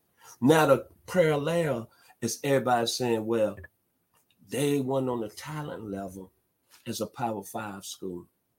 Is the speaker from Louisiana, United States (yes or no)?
no; Memphis, Tennessee, United States; now in Douglasville, United States; my hometown, Memphis, Tennessee. I'm proud of it.